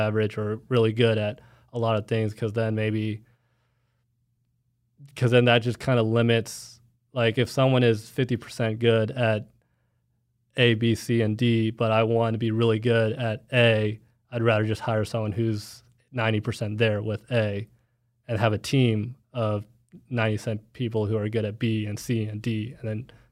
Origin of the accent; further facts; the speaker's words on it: Plano, Texas, United States; I'm from Plano, Texas, so I know that area